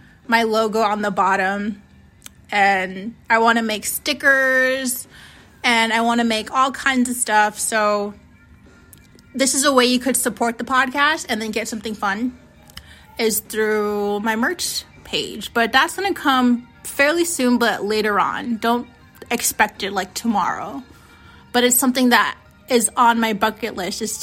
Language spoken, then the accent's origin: English; Phoenix, Arizona, United States; first language Navajo; English is a second language; also born or lived in New Mexico; I live in Phoenix, Arizona. I grew up in the West Valley